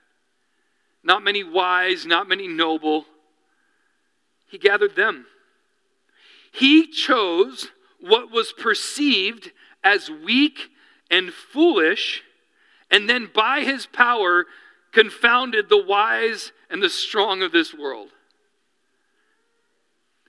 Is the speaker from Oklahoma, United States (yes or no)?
no; Reading, Pennsylvania, United States; now in New York, United States; We grew up outside of Reading, Pennsylvania, which is real close to, I was in between Philadelphia and Reading